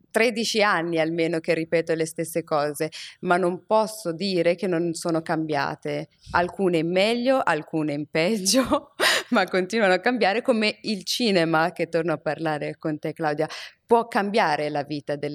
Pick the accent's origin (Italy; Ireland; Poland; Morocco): Morocco; io sono africana, sono cresciuta in Marocco e sono cresciuta in una società che anche quando il vicino di casa ti vedeva fare qualcosa di brutto, aveva, essendo un adulto, aveva il diritto e il dovere di rimproverarti.